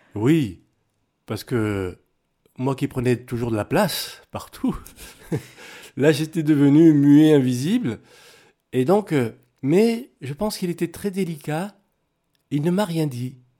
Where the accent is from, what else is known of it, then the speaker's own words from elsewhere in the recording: France; also born or lived in Cameroon; je suis métisse, euh, Cameroun de France.